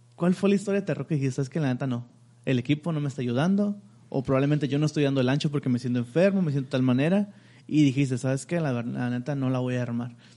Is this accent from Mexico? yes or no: yes; Mexico; somos mexicanos